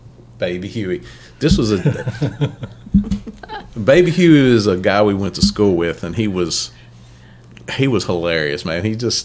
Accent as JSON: {"language": "English", "town": "Chesapeake", "region": "Ohio", "country": "United States", "said": "we're from Chesapeake, Ohio, and I'm in Orlando, Florida."}